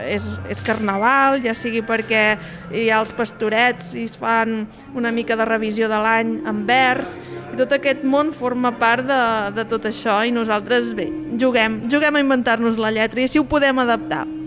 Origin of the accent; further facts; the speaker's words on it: Sabadell, Catalonia, Spain; dos de nosaltres, els improvisadors, som de Sabadell